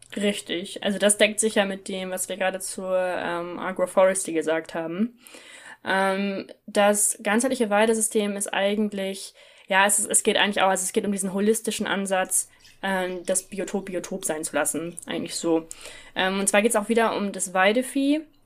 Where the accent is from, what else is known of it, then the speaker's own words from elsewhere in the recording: Northern Germany, Germany; in Norddeutschland, wo ich herkomme